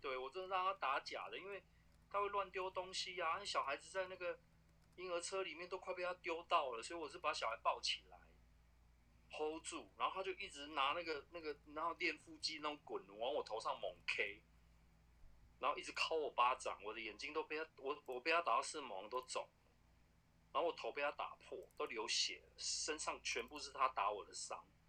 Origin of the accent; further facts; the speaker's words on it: central and southern Taiwan, Taiwan; 我是，我是中南部人，然后因为我们的政府把一些重工业全部丢到就是中南部去，所以我们中南部就是既是农业县，然后空气又很差